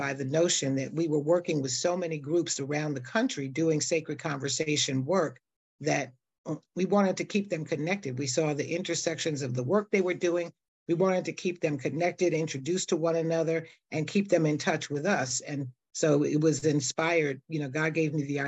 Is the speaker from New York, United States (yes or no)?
yes; New York City, New York, United States; born and raised in New York City in Harlem